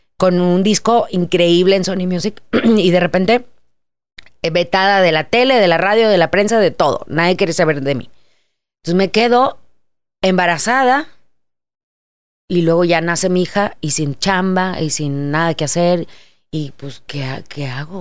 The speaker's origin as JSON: {"language": "Spanish", "town": "Monterrey", "region": "Nuevo León", "country": "Mexico", "moved": "yes", "said": "vengo desde Monterrey"}